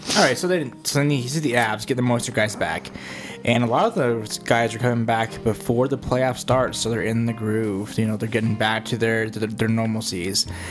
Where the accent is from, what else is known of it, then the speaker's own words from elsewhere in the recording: Denver, Colorado, United States; we're the boys from Denver